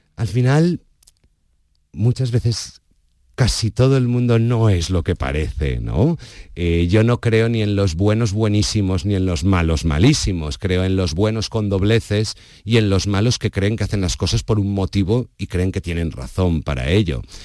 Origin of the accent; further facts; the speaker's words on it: Valencia, Valencian Community, Spain; soy de Valencia, soy valenciano